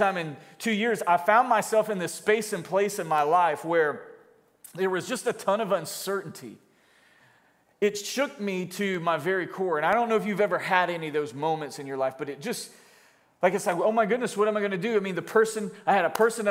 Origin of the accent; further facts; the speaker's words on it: Florida, United States; moved away as an adult; also born or lived in California / Jacksonville, Florida; Florida, in my hometown where I was from